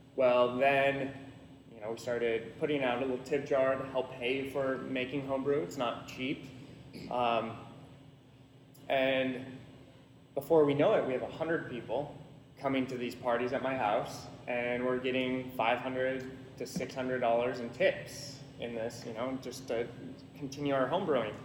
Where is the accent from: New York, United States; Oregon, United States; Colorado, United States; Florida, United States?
Oregon, United States; Salem; I grew up here in Salem